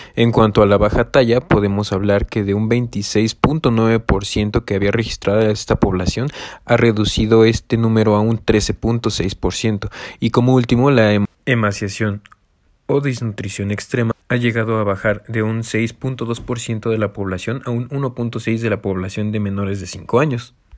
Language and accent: Spanish; Mexico; tenemos como mexicanos